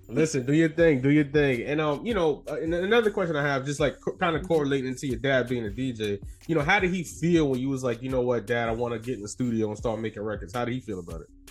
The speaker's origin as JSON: {"language": "English", "town": "New York City", "region": "New York", "country": "United States", "tie": "born or raised there", "also_born_or_lived": "Soundview, the Bronx", "said": "was born in Soundview, but from Harlem, so back and forth"}